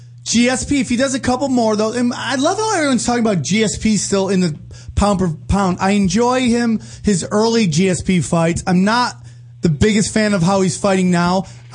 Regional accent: Cortland, New York, United States; I'm from Cortland, but, you know, it's like one of those regions that they all have the same area code.

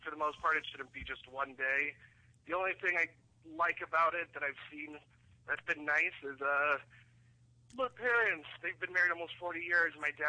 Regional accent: St. Louis, Missouri, United States; moved away as an adult; now in Dayton, United States; I'm from St. Louis. I'm in Dayton, Ohio for school.

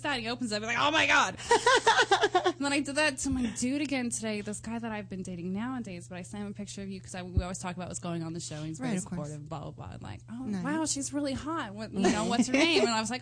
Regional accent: Los Angeles, California, United States; I'm born and raised in Los Angeles

